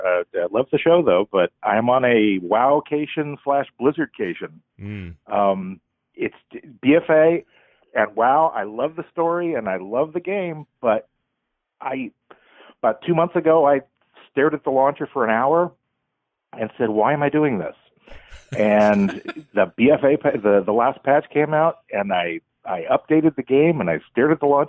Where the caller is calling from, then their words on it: California, United States; California, Southern California, no blizzard.